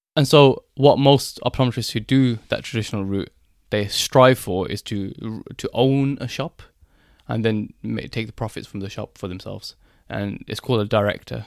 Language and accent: English; Birmingham, West Midlands, United Kingdom; I'm from Birmingham